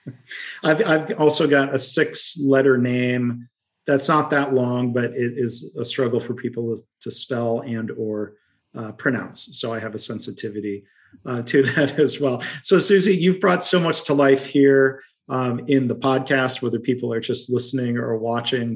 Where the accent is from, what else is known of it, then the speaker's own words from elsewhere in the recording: Midwest, United States; accent: Midwesterny; my Midwesterny roots accent